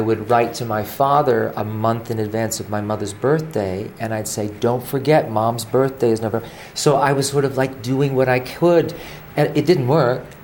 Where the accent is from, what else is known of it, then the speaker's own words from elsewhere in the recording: Honolulu, Hawaii, United States; I was born in Honolulu. So I was born on a rock in the middle of the Pacific Ocean